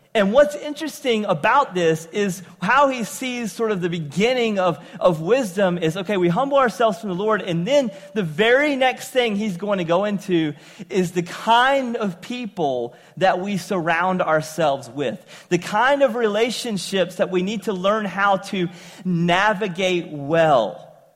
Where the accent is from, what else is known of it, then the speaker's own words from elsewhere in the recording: eastern North Carolina, United States; accent: southern; moved away as an adult; also born or lived in upstate New York; eastern North Carolina all my life, having uh, a southern accent, I ended up after high school moving uh, to uh, upstate New York